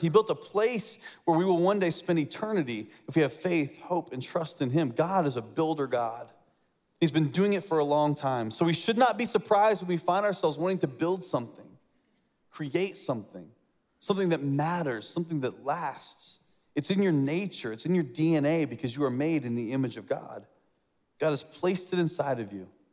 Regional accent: Lafayette, Indiana, United States; I grew up in Indiana

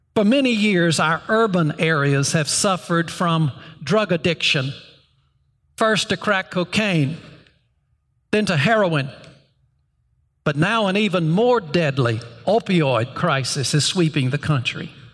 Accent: United States; as American Christians

